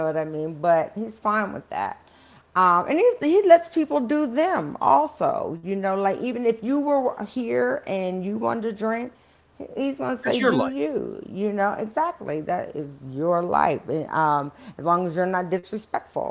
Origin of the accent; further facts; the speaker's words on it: Baltimore, Maryland, United States; I'm from Baltimore